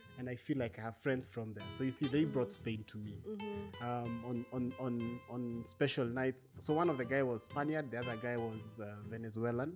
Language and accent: English; Kenya; We are Kenyan